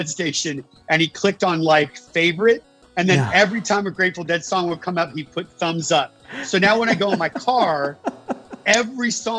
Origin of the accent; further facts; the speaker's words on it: Saratoga, California, United States; I grew up in Saratoga, which is over the hill from Santa Cruz